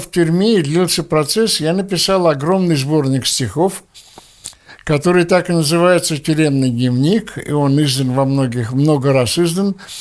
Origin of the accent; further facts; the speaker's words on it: Russia; moved away as an adult; now in Israel; мы все еще выходцы из России, мы все еще советские люди.